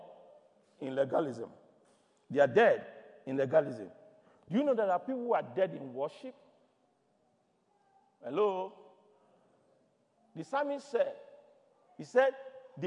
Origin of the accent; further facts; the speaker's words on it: Nigeria; moved away; I come from Nigeria.